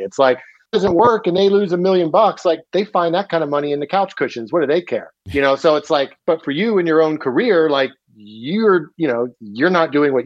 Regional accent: Wilmington, Delaware, United States; moved away; also born or lived in Southern Chester County, Pennsylvania / Philadelphia, Pennsylvania; I grew up actually in Wilmington, Delaware for, like, the first part of my life, and then went to high school in, like, Southern Chester County in, like, rural PA.

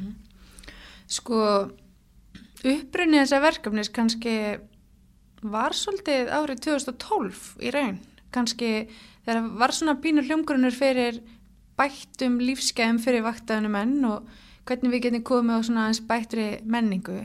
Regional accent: Hafnarfjörður, Capital Region, Iceland; Ég er úr Hafnaferði

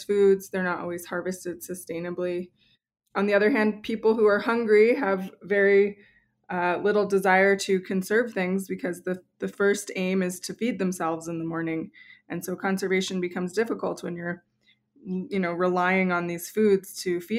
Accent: New Mexico, United States; when I was a little kid growing up in New Mexico

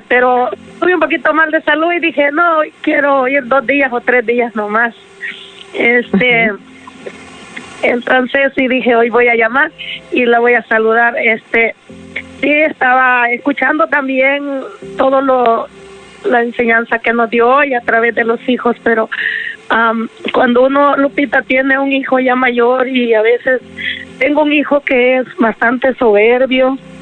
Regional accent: El Salvador; moved away as an adult; now in United States; Yo me vine del Salvador, yo soy del Salvador

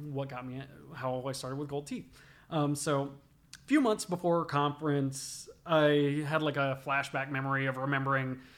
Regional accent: the South, United States; Growing up in the South, listening to a lot of rap

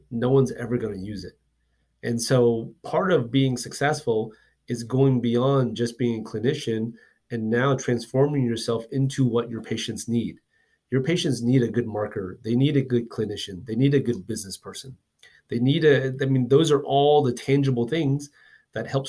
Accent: Houston, Texas, United States; now in Dallas, United States; I'm from Houston as well too

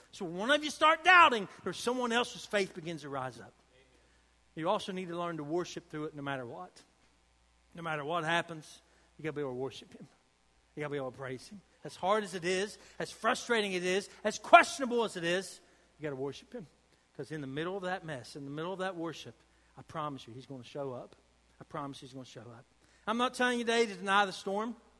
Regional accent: United States; I'm from Boone County

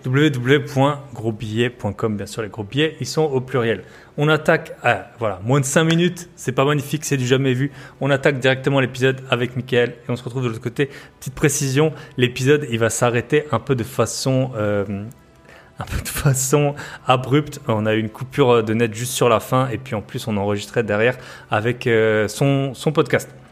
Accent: the East, eastern France, France; accent: eastern French; On est de l'Est. On a à peu près le même accent

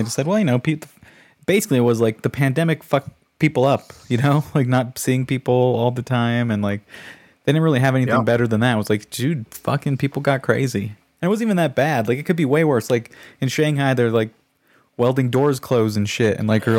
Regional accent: United States; it makes me mad as an American.

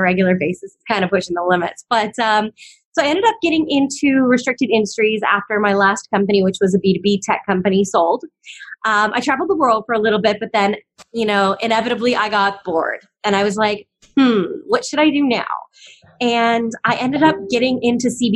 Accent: Canada; moved away as an adult; now in Hawaii, United States; I was actually born and raised in Canada

